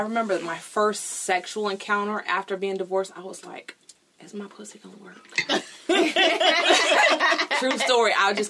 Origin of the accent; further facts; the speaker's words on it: California, United States